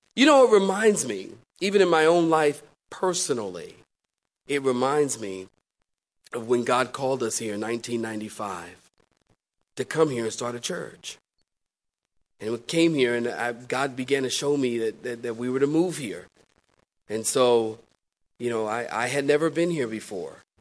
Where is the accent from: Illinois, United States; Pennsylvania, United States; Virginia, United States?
Pennsylvania, United States; Philadelphia; moved away as an adult; also born or lived in California; now in Raleigh, United States; I'm from Philly